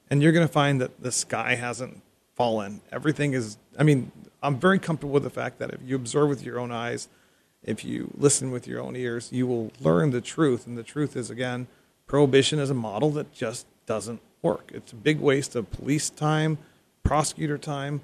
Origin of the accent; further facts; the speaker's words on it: United States; I'm also an American